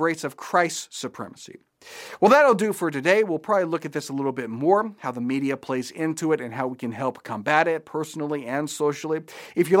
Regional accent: Japan; I grew up in Japan

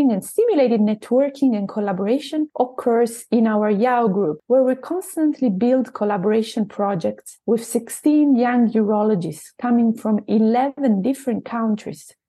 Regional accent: Italy; accent: Italian; English is a second language; moved away as an adult; now in Southampton, United Kingdom; I am originally from Italy, where I specialized in urology in 2016

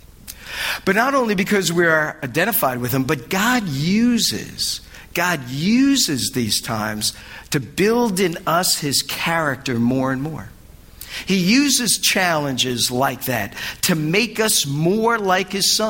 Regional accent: United States; being an American in Europe

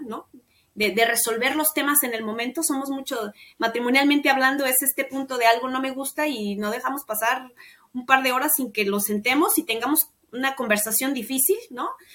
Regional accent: Mexico; mi país y en México

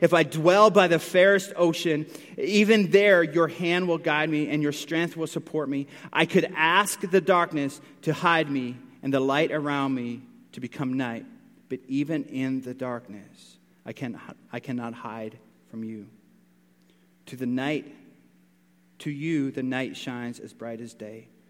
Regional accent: Newfoundland and Labrador, Canada; I grew up in Newfoundland. I grew up close to the water

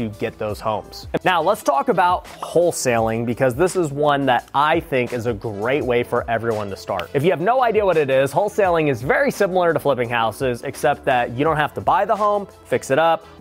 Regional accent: Las Vegas, Nevada, United States; Las Vegas, my hometown.

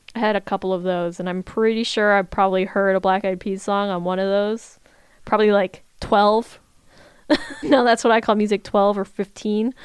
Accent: Virginia, United States; I was a high schooler in Virginia

